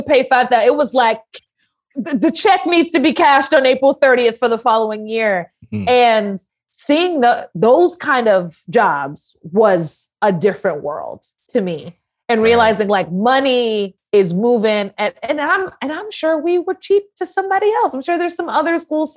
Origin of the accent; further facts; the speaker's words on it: New York City, New York, United States; I grew up in Harlem after my family got out of the military. So I'm originally from Harlem